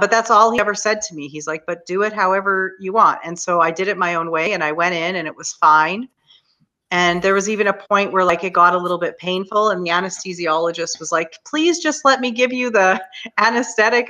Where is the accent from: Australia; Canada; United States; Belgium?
Canada; I'm Canadian